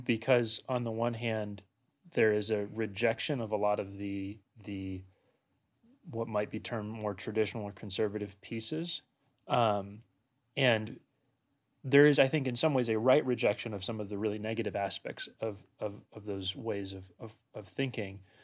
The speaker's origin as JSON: {"language": "English", "region": "Washington", "country": "United States", "tie": "born or raised there", "also_born_or_lived": "Walla Walla, Washington", "moved": "as an adult", "lives_now": "Loma Linda, United States", "said": "I grew up in Washington State"}